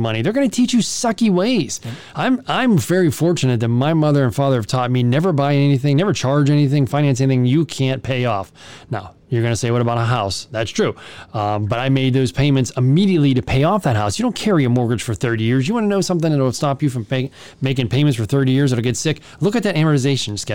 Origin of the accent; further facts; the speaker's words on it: United States; we're American